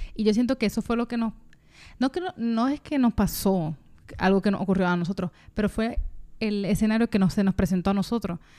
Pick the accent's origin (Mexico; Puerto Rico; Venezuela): Puerto Rico; la urbanización donde yo me crié